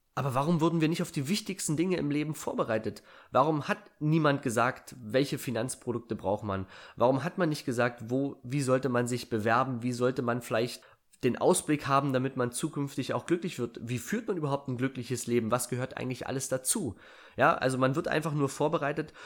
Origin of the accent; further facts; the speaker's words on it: Germany; Ich bin auf einem 880 Einwohnerdorf groß geworden. Ich bin also ein Kind der DDR